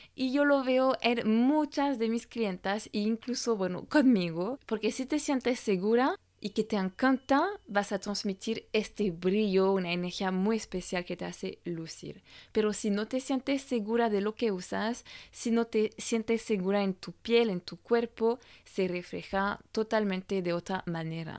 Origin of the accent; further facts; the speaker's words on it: France; francesa y coach de imagen